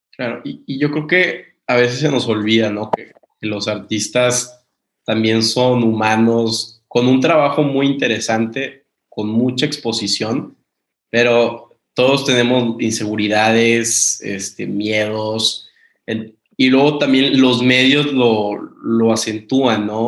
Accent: Mexico; now in United States; soy, soy mexicano

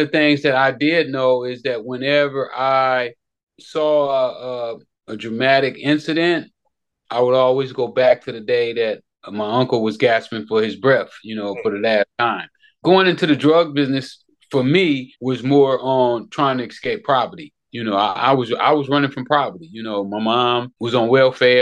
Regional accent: Los Angeles, California, United States; I grew up in Hoover Crip Hood. You know, at that time, they was the biggest gang in Los Angeles

